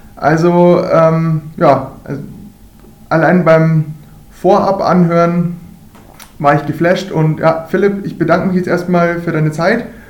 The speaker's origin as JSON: {"language": "German", "town": "Ingolstadt", "region": "Bavaria", "country": "Germany", "tie": "born or raised there", "said": "Ich bin eigentlich auf dem Eis auch aufgewachsen, groß geworden, natürlich auch hier beim hiesigen ERC Ingolstadt."}